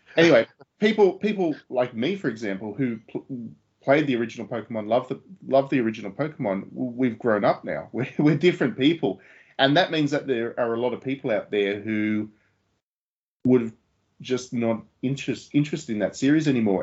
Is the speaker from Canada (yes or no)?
no; Australia; I was an Australian